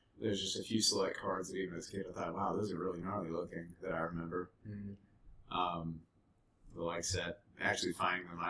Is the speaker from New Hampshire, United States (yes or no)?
no; Virginia, United States; I grew up in Virginia